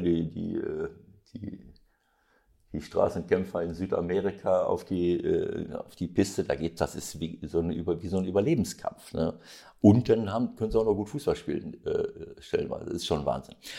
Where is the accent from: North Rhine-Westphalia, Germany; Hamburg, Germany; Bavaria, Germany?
North Rhine-Westphalia, Germany; Bielefeld region; weil es eben meine Heimatregion ist, weil Arminia Bielefeld mein erster Club war